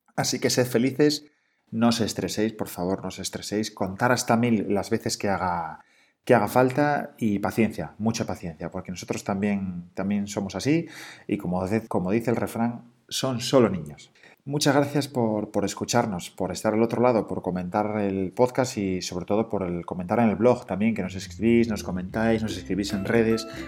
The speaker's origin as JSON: {"language": "Spanish", "region": "Asturias", "country": "Spain", "moved": "as an adult", "said": "somos asturianos"}